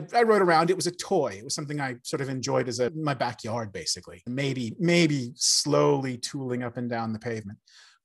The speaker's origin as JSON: {"language": "English", "town": "Seattle", "region": "Washington", "country": "United States", "tie": "born or raised there", "moved": "yes", "said": "I'm originally from America. I grew up in Seattle"}